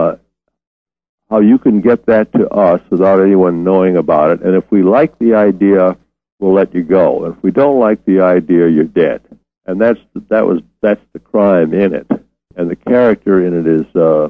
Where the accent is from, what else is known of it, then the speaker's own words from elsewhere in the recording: Detroit, Michigan, United States; also born or lived in New Orleans / Oklahoma City / Dallas / Memphis; I've been in Detroit since I was 9 years old.